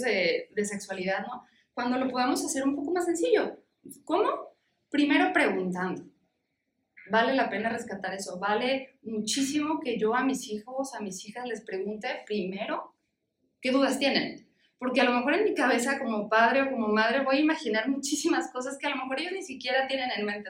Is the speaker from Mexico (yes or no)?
yes; Mexico; en nuestra cultura como mexicanos